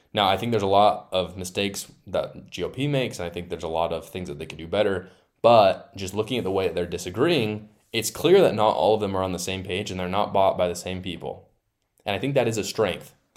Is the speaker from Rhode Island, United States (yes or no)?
no; Utah, United States; my home state of Utah